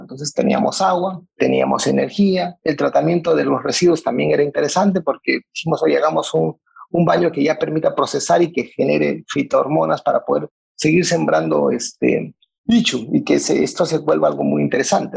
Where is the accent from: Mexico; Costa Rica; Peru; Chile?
Peru; como peruanos